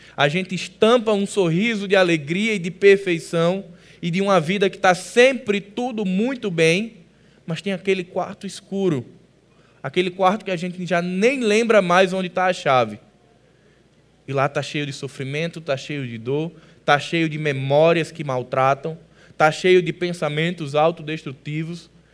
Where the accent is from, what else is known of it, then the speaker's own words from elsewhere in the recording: Northeast Region, Brazil; Como bons nordestinos